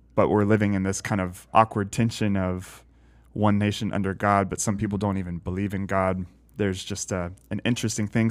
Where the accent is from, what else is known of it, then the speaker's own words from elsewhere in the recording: the South, United States; growing up in the South